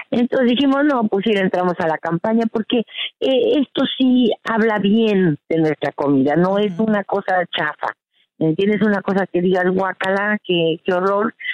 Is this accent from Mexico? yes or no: yes; Mexico; now in United States; nosotros como buenas mexicanas que nos mudamos a Estados Unidos